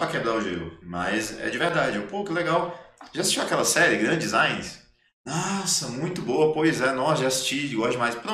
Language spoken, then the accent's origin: Portuguese; Minas Gerais, Brazil; Então, assim, quando eu falo para ela que eu sou mineiro